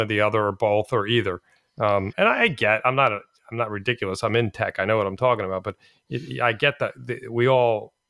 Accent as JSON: {"language": "English", "country": "United States", "said": "as an American that's voted since Richard Nixon"}